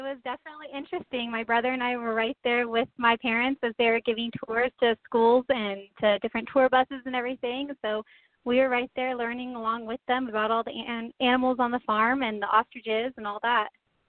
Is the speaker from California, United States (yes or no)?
yes; Tehachapi, California, United States; Well, I grew up in Tehachapi, California. I was born and raised here. My family used to own a little ostrich ranch here.